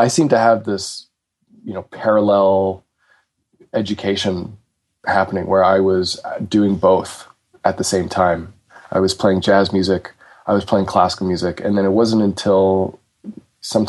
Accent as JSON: {"language": "English", "town": "Toronto", "region": "Ontario", "country": "Canada", "tie": "born or raised there", "said": "I am from Toronto, Canada, and when I was... I'm 33."}